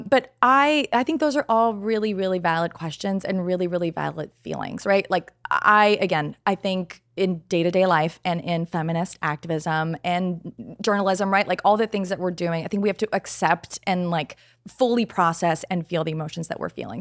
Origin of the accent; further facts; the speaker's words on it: Canada; moved away as an adult; now in United States; I'm Canadian, and I just moved to the States